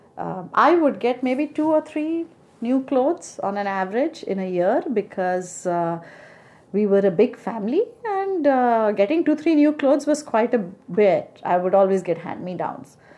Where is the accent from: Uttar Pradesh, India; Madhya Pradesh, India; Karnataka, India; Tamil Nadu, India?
Madhya Pradesh, India; Jabalpur; moved away as an adult; now in United States; my dad had been transferred from Jabalpur, my hometown